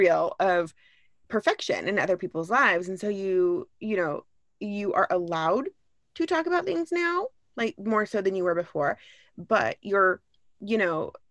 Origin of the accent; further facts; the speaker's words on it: Orange County, California, United States; also born or lived in Los Angeles / Ventura; I grew up in Orange County